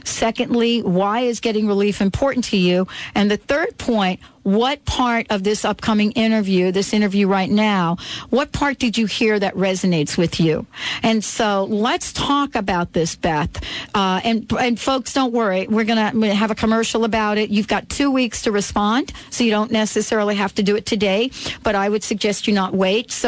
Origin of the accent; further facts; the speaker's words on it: Florida, United States; moved away; I'm from Florida originally.